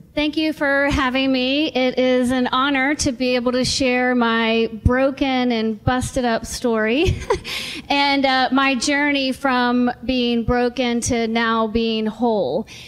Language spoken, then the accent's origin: English; Richmond, Virginia, United States; I was born and raised in Richmond, Virginia, and I love Richmond, Virginia.